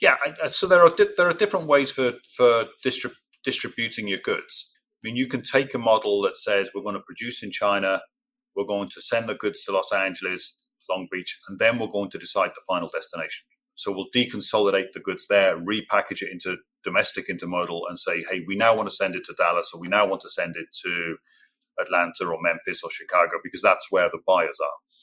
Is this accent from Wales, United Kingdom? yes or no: yes; Cardiff, Wales, United Kingdom; accent: English; moved away as an adult; also born or lived in Birmingham / Singapore / Dubai / Rotterdam; now in Norfolk, United States; I grew up in South Wales in a city called Cardiff